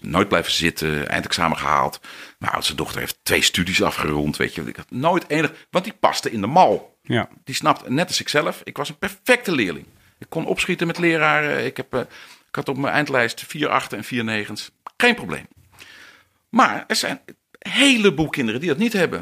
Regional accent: Netherlands; we Nederlanders

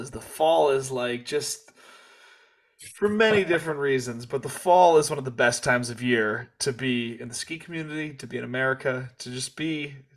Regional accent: Kansas, United States; now in South Korea; I, I, I grew up in Kansas and then moved

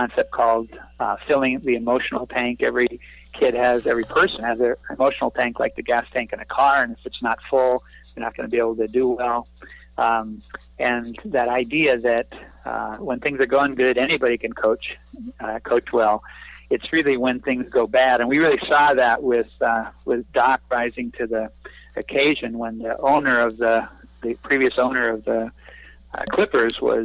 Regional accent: North Dakota, United States; moved away; also born or lived in California; I grew up a small town kid from North Dakota, and raised as a perfectionist

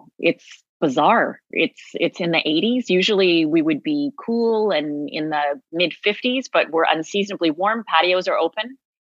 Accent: Toronto, Ontario, Canada; I am from Toronto

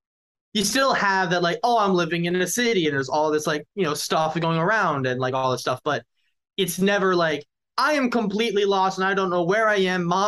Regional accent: United States; also born or lived in Glassboro, New Jersey; now in Philadelphia, United States; I grew up outside New York

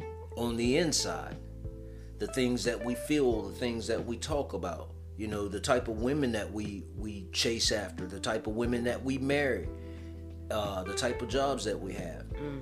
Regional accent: United States; growing up in America, any black man, if you don't look a certain way, you know, if you got dark skin, I'm dark skin

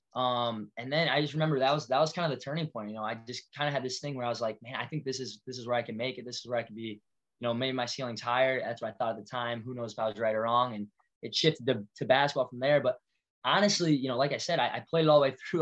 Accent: Walker, Iowa, United States; I grew up Walker, Iowa. Parents still live there. Uh, small town kid at heart

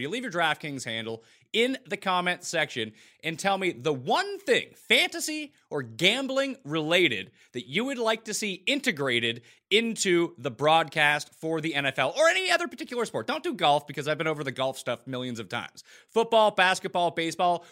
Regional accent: Canada; I'm Canadian

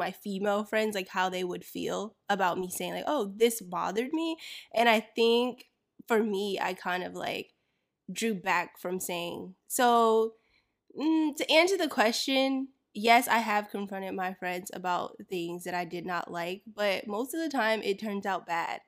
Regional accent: Florida, United States; I grew up in Florida

